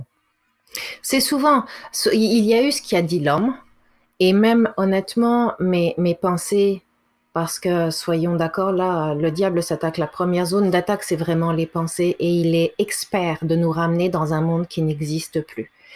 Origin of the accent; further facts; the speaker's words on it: France; now in Canada; j'ai été élevée en France